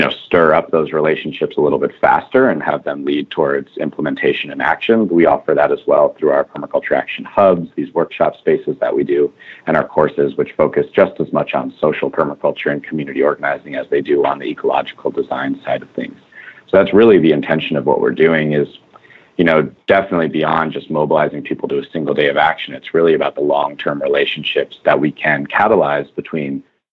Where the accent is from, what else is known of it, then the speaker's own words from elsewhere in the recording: New Jersey, United States; when I was 15, 16, growing up in New Jersey